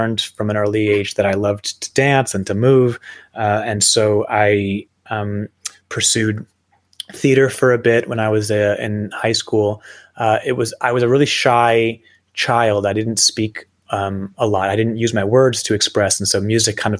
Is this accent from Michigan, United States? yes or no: no; New Jersey, United States; I grew up in New Jersey.